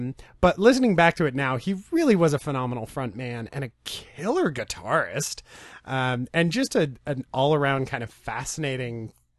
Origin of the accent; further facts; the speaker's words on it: Ventura, California, United States; also born or lived in Long Beach, California; I was born in Long Beach and grew up in Oxnard, or Ventura, right next door.